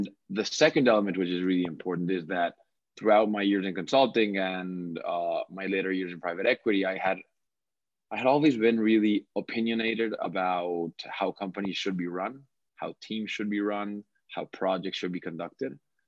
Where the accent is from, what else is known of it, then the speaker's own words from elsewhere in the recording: Cali, Valle del Cauca, Colombia; also born or lived in Bogota, Colombia; born and raised in Cali, Colombia